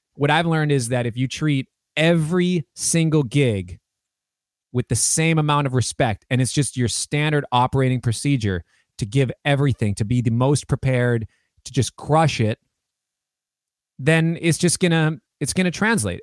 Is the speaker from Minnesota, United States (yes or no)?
yes; Minneapolis, Minnesota, United States; also born or lived in New York; growing up in Minneapolis and Twin Cities